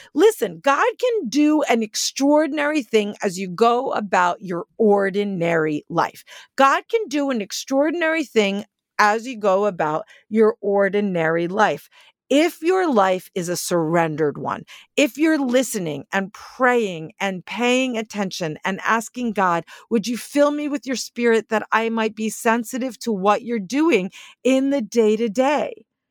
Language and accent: English; Northeast, United States; moved away; I'm from the Northeast